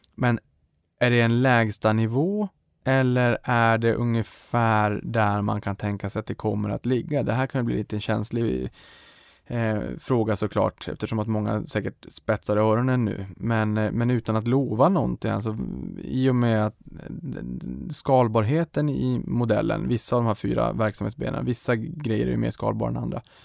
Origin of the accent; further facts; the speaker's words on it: Boden, Norrbotten County, Sweden; now in Stockholm, Sweden; Jag kommer från Boden